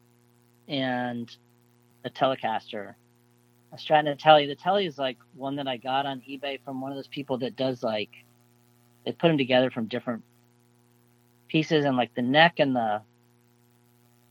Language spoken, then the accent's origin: English; South Florida, United States; growing up in South Florida in the 70s